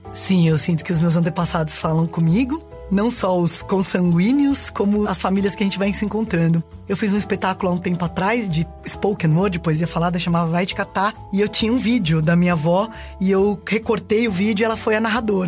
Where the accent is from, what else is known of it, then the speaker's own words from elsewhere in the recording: Diadema, São Paulo, Brazil; nasci em Diadema, São Paulo